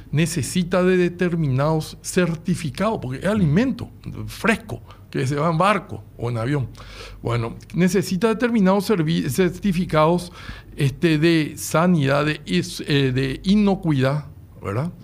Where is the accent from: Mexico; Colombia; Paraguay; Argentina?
Paraguay